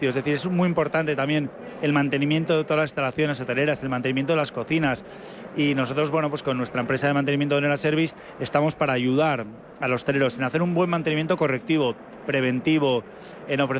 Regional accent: Basque Country, Spain; Encantados de que la gente venga a conocernos y además, como vascos que somos, también damos bien de comer.

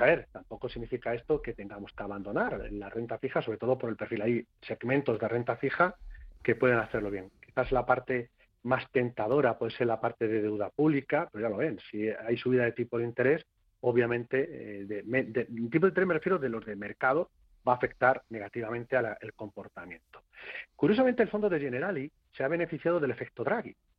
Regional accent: Castilla-La Mancha, Spain; no soy gallego, ya saben ustedes que soy castellano manchego.

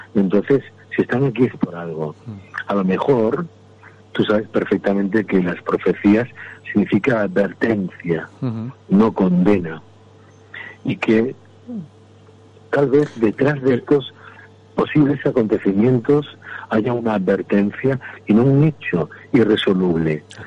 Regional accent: Andalusia, Spain; soy andaluz

